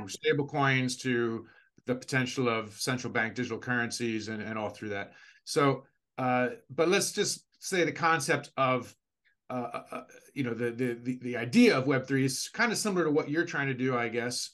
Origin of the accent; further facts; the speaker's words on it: United States; now in Asia; I'm from the United States